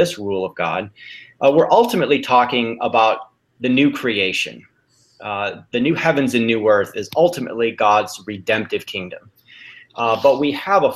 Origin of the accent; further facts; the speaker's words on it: Chicago, Illinois, United States; now in California, United States; I was born and raised in the Chicago area